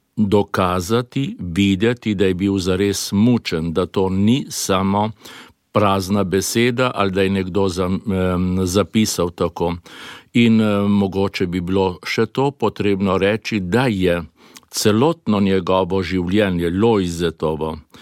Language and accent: Slovenian; Slovenia; also born or lived in Belgrade, Serbia